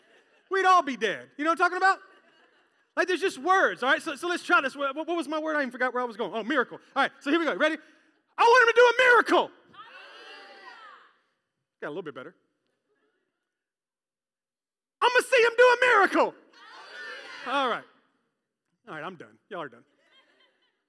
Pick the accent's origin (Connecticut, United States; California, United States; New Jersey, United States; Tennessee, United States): Tennessee, United States; Memphis; moved away; I came from Memphis in a Pentecostal church where people would get a little wild and a little crazy